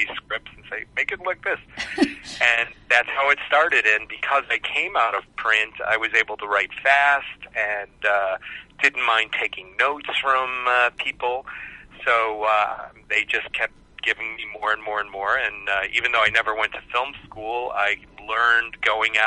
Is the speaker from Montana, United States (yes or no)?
no; Cleveland, Ohio, United States; moved away as an adult; also born or lived in Southern California; I'm originally from Cleveland, Ohio, which I'm very proud